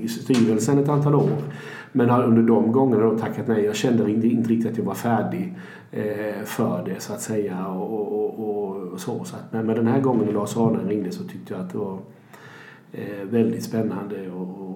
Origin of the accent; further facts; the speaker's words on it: Växjö, Kronoberg County, Sweden; born there; moved away as an adult; now in Gothenburg, Sweden; född i Växjö eh, och 1986 så tänkte min dåvarande flickvän och jag, vi är gifta nu, men vi skulle hitta på något annat. Vi var 23-24 år då någonting.